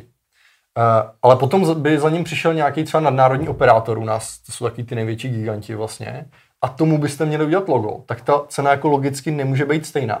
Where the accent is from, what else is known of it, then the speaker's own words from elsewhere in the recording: Czechia; u nás v Čechách